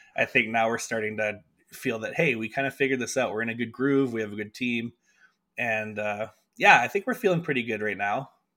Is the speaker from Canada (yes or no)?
yes; Winnipeg, Manitoba, Canada; moved away as an adult; now in Calgary, Canada; I came from Winnipeg, and my folks lived in rural Manitoba, just outside of Winnipeg